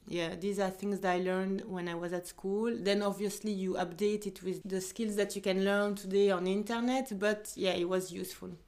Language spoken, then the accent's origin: English; Belgium; also born or lived in Ivory Coast; I am um, Belgian but from Ivory Coast. I was born in Belgium.